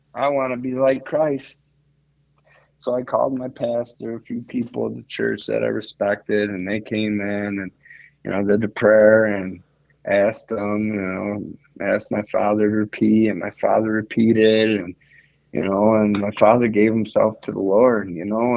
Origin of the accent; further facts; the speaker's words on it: Salamanca, New York, United States; moved away as an adult; also born or lived in Greece / Olean, New York; now in Bradford, Pennsylvania, United States; I'm from Salamanca